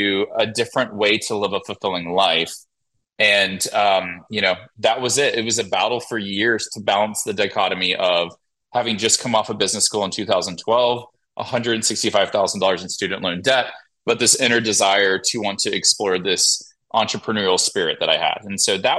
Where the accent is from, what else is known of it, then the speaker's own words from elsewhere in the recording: Montgomery, Alabama, United States; moved away; I was born and raised in Montgomery, Alabama